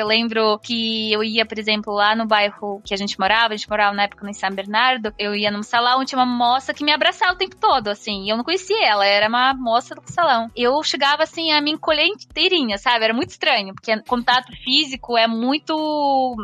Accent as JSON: {"language": "Portuguese", "region": "Moscow", "country": "Russia", "tie": "born or raised there", "also_born_or_lived": "Belgium", "second_language": "Portuguese", "moved": "as an adult", "lives_now": "São Paulo, Brazil", "said": "nasci, cresci, vivi por mais de 20 anos em Moscou e faz 8 anos que estou aqui no Brasil."}